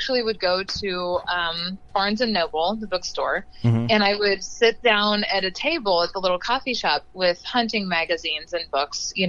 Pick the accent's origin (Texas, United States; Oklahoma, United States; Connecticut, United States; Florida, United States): Oklahoma, United States; I grew up in Oklahoma.